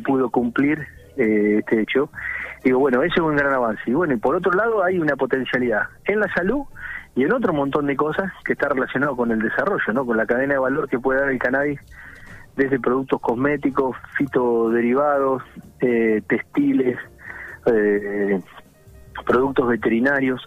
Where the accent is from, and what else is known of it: Argentina